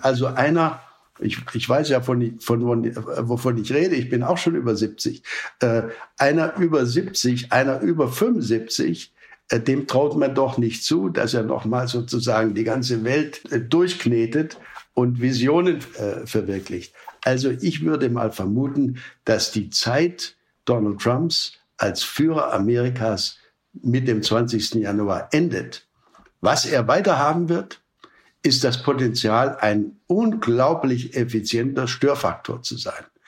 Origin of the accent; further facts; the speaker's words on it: Germany; als Europäer, auch als Deutsche